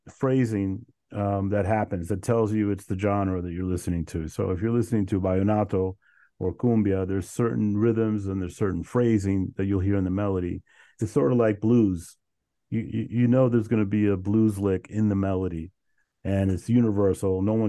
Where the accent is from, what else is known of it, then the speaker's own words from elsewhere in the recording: Colombia; I'm from Colombia, and we would, I have cousins and family throughout Bogota, and we would visit them and we would experience the music.